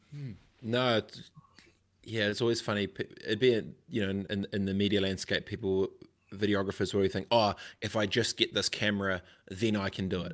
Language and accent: English; Christchurch, Canterbury, New Zealand; I grew up in Christchurch